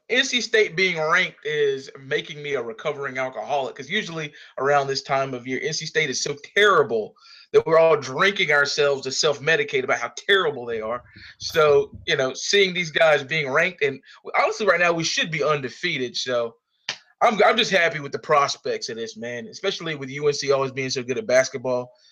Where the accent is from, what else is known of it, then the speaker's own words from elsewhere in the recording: Sanford, North Carolina, United States; hailing from, uh, Sanford, North Carolina.